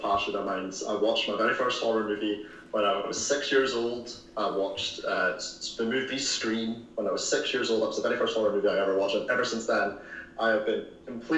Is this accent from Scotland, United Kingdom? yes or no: yes; Aberdeen, Scotland, United Kingdom; I am from Aberdeen, Scotland